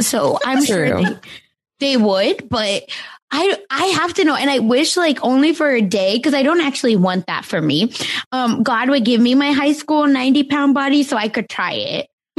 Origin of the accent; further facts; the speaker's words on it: India; you're Indian. I'm Indian. I think we can make fun of each other.